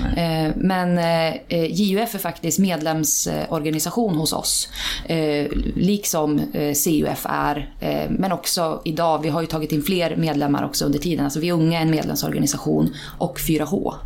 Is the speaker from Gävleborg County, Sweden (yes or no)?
yes; Iggesund, Gävleborg County, Sweden; now in Hallstahammar, Sweden; jag kommer från Iggesund, Hälsingland.